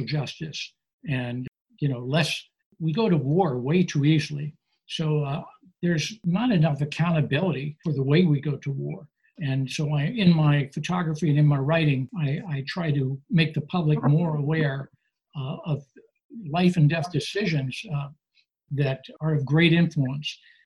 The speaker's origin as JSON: {"language": "English", "region": "Virginia", "country": "United States", "tie": "born or raised there", "also_born_or_lived": "Maryland", "moved": "yes", "lives_now": "Los Angeles, United States", "said": "My family was wealthy at the time, and I lived in a segregated neighborhood of Virginia"}